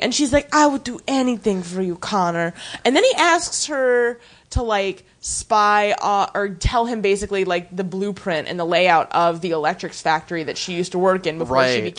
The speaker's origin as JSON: {"language": "English", "country": "Canada", "said": "I don't know. I'm from Canada."}